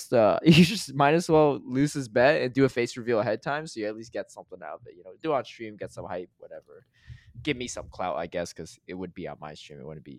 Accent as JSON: {"language": "English", "region": "Connecticut", "country": "United States", "tie": "born or raised there", "said": "because I grew up in Connecticut, so I'll just visit my mom as well."}